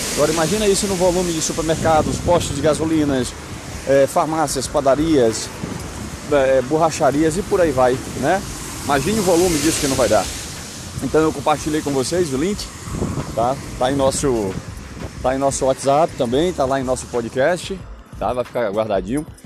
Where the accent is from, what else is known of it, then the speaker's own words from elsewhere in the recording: Northeast Region, Brazil; eu como um bom brasileiro, tá? Nordestino, fraquíssimo no inglês